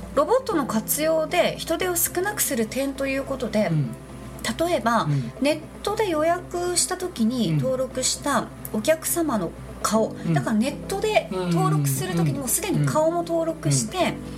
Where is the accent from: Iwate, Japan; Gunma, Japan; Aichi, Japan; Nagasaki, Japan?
Nagasaki, Japan; moved away; 私の実家長崎県